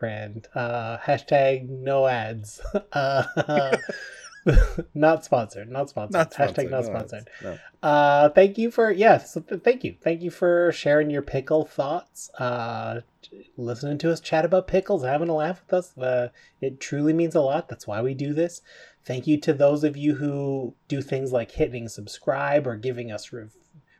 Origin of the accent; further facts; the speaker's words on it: Canada; We're Canadian. We love our fellow Canadian listeners.